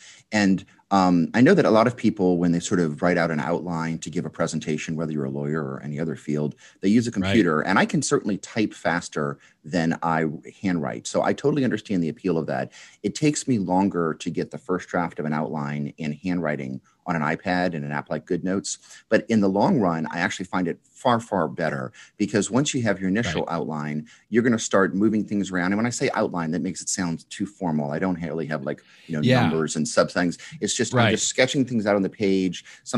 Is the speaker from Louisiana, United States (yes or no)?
yes; New Orleans, Louisiana, United States; from New Orleans.